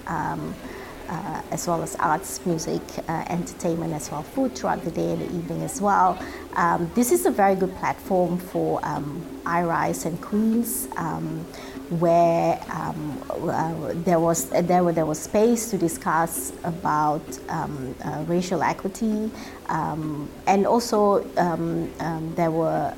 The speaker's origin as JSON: {"language": "English", "country": "Singapore", "tie": "born or raised there", "also_born_or_lived": "Netherlands", "moved": "as an adult", "lives_now": "Belfast, United Kingdom", "said": "growing up in Singapore and, and uh, having studied in Singapore"}